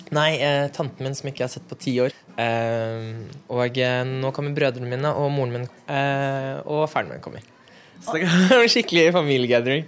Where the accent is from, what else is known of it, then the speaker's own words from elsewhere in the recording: Norway; Norge er jo hjemlandet mitt